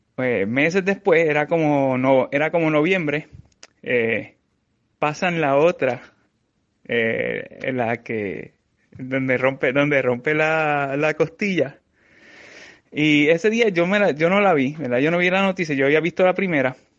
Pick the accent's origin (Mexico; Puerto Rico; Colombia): Puerto Rico; San Sebastián; also born or lived in Mayagüez; desde mi pueblo en San Sebastián